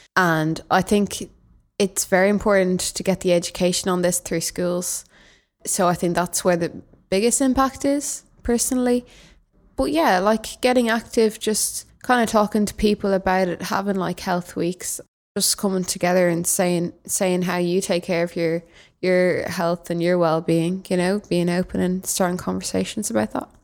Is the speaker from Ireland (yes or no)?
yes; Dublin, Leinster, Ireland; I'm from Dublin.